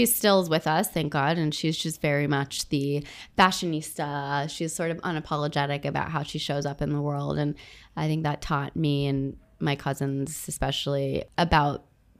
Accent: Jeddah, Makkah Province, Saudi Arabia; moved away; I grew up in Saudi Arabia, in Jeddah to be precise, on the coast of the Red Sea. My dad was working there as an aircraft mechanic, and I spent a decade of my life out there.

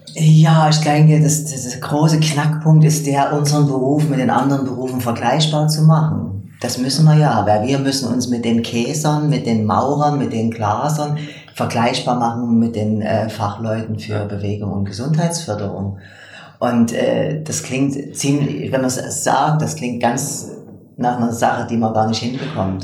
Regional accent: eastern Germany, Germany; moved away as an adult; also born or lived in Leipzig; now in Switzerland; ich komme aus dem Osten von Deutschland

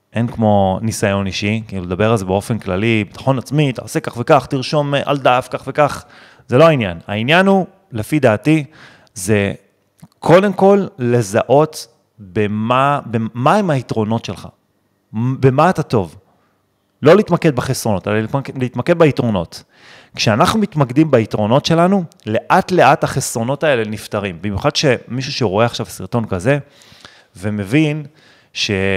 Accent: Netanya, Central District, Israel; גדלתי בנתניה, אם חד-הורית, בלי כסף

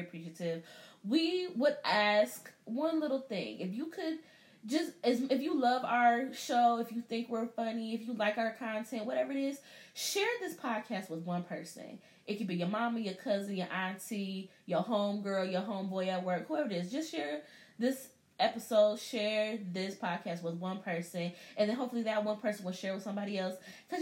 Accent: United States; I'm American.

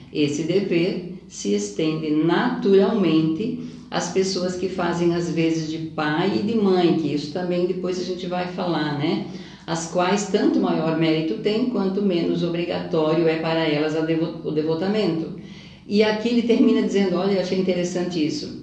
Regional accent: Siderópolis, Santa Catarina, Brazil; now in Criciúma, Brazil; eu sou daquela terra

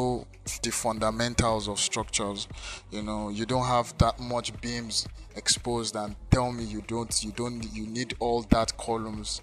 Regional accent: Lagos, Nigeria; moved away; I grew up in Lagos

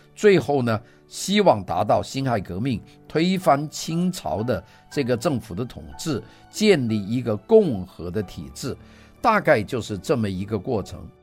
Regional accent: China; 我们大陆人的这个 我的这个文言文很少，那包括我在内，这个小小的时候就学白话文

